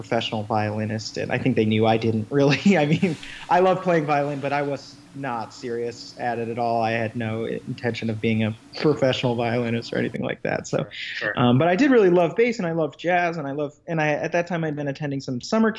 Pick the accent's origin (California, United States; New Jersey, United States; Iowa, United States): Iowa, United States; Iowa City; now in New York City, United States; I grew up in Iowa City, Iowa, which is actually where I am right now. I'm just home visiting for a few days